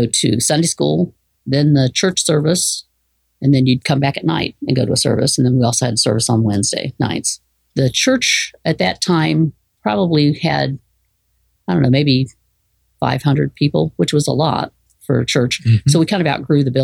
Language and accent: English; Morehead, Kentucky, United States; also born or lived in Mount Sterling, Kentucky; We all grew up in Kentucky.